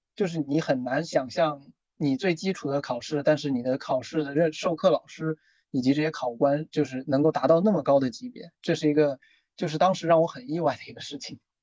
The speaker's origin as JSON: {"language": "Chinese", "country": "China", "also_born_or_lived": "Loughborough, United Kingdom", "said": "只有我一个中国人"}